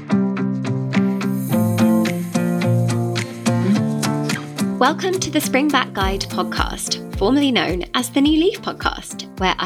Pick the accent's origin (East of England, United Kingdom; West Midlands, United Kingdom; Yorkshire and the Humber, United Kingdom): West Midlands, United Kingdom; Birmingham; moved away; also born or lived in London; I'm from Birmingham, but I lived in London for about 8 years